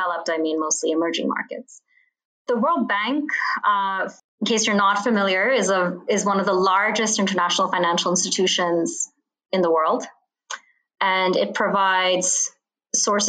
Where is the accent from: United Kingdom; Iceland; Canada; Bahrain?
Bahrain; now in Washington, D.C., United States; I grew up in the Middle East in a little island called Bahrain